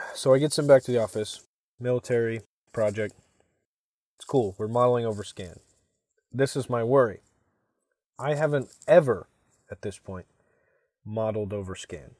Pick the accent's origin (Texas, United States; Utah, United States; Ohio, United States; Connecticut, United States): Texas, United States; Katy; moved away as an adult; also born or lived in Michigan; I was born in Katy, Texas